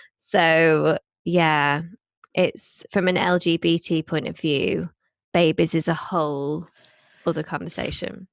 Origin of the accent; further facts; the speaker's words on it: Blackpool, North West England, United Kingdom; I grew up in Blackpool